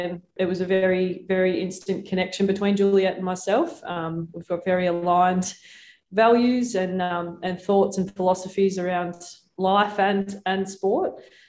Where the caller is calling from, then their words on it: South Australia, Australia; I'm coming from Kaurna land, and I'd like to acknowledge the traditional owners, past, present and emerging.